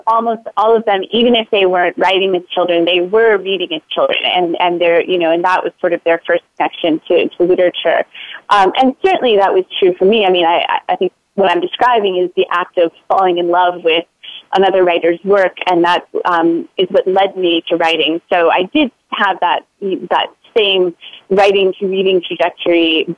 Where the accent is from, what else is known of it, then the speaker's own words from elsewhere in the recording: Florida, United States; moved away as an adult; now in Boston, United States; I grew up in Florida, and I went to graduate school in Boston and recently moved back to the Boston area